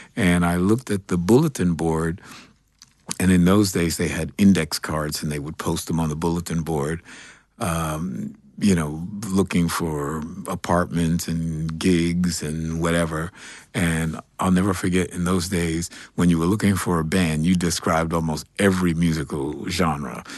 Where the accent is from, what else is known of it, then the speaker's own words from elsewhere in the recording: New York City, New York, United States; I grew up here in New York City. Um, I'm a Greenwich Village kid.